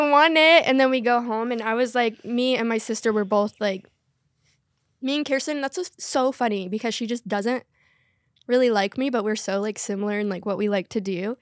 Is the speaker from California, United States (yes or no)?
no; North Carolina, United States; I was raised in North Carolina